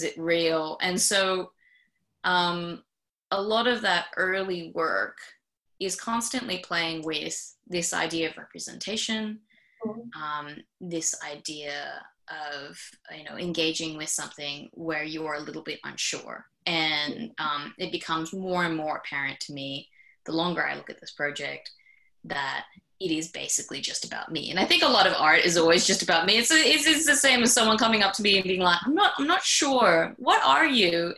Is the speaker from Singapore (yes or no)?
yes; Singapore; first language English; moved away as an adult; now in Sydney, Australia; growing up in Singapore